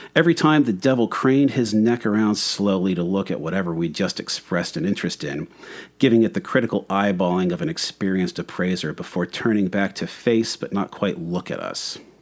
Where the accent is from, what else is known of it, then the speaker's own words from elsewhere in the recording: Michigan, United States; moved away; also born or lived in Florida; growing up in Michigan